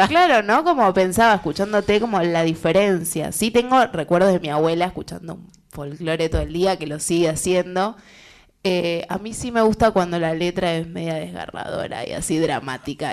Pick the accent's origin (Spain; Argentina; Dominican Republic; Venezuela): Argentina; La Matanza, Buenos Aires Province; me crié en el conurbano, en La Matanza